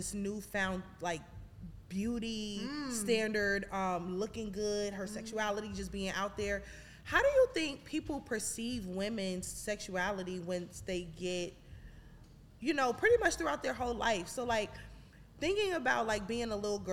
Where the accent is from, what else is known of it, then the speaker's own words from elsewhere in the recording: New York City, New York, United States; moved away; from Brooklyn